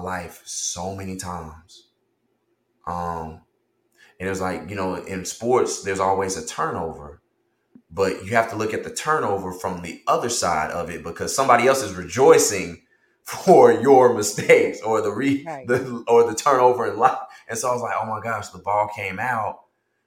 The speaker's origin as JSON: {"language": "English", "area": "the South", "region": "Texas", "country": "United States", "tie": "born or raised there", "said": "a young boy growing up in the South"}